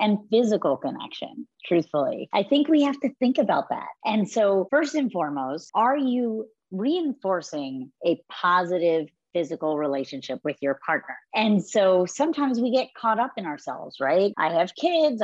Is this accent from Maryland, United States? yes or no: yes; Baltimore, Maryland, United States; I grew up in Baltimore.